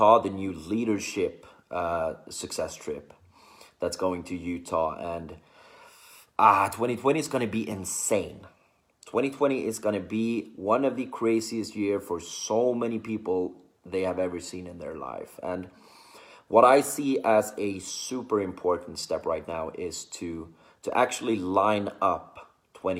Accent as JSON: {"language": "English", "country": "Sweden", "said": "I'm from Sweden"}